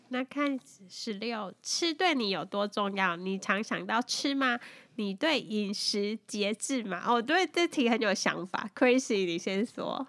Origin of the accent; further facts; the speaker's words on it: Taiwan; moved away as an adult; now in Taipei, Taiwan; 我小时候住是山上嘛